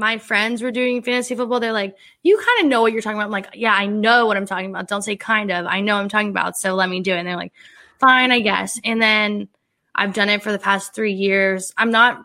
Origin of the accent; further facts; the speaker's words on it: Ohio, United States; now in Pittsburgh, United States; I'm from Ohio